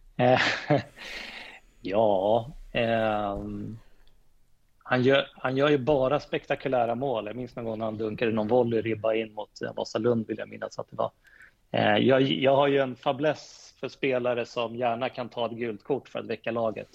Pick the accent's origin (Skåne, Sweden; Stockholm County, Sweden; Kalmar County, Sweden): Stockholm County, Sweden; Täby; Jag är ju född och uppvuxen i Täby